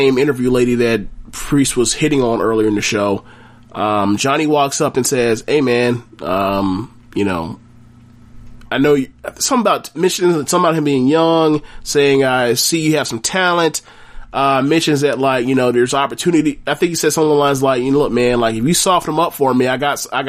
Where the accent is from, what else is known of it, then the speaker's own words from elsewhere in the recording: Florida, United States; I'm from Florida